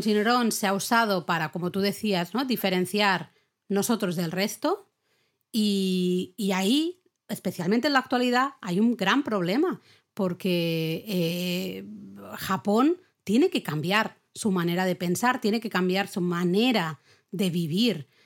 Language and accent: Spanish; Spain; aquí en España